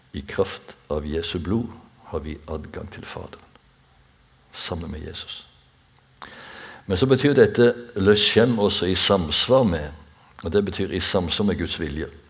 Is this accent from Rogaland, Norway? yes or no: yes; Bjerkreim, Rogaland, Norway; i Bjerkreim der jeg er født og oppvokst